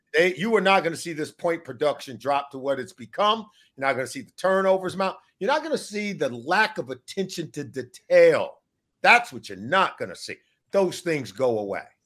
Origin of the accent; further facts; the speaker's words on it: Riverside, California, United States; I grew up in Southern mm. California, um, and I went to high school in Riverside, California